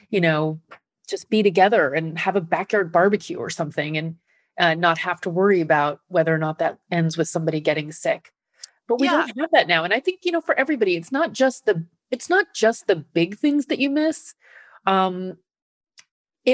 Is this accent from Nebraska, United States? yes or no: yes; Nebraska, United States; now in New York, United States; I live in New York, but I'm from Nebraska